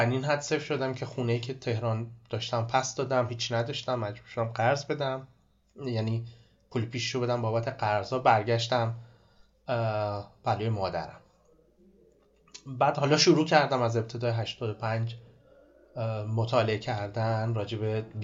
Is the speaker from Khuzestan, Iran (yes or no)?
yes; Abadan, Khuzestan, Iran; من آبادانی هستم